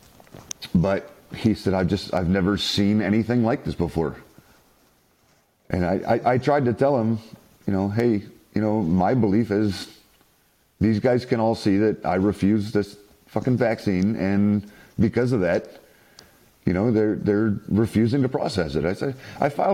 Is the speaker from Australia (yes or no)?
no; South Carolina, United States; now in San Diego, United States; I'm originally from South Carolina.